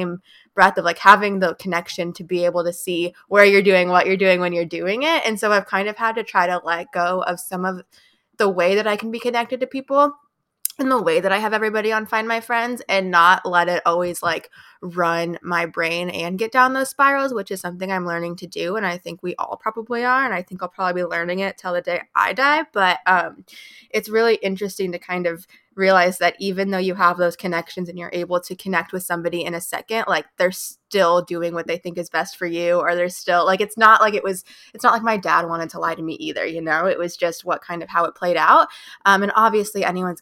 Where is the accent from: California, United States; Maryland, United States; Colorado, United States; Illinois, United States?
Illinois, United States; Chicago; I'm from Chicago area